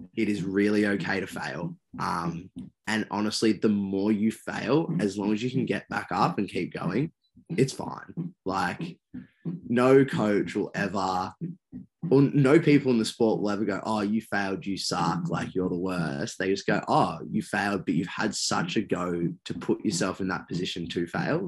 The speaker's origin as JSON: {"language": "English", "town": "Perth", "region": "Western Australia", "country": "Australia", "tie": "born or raised there", "said": "I was born over in Perth"}